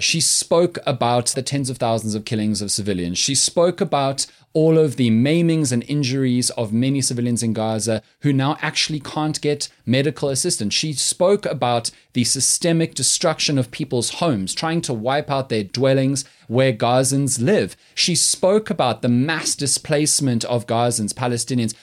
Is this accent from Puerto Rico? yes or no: no; South Africa; I'm so proud of being South African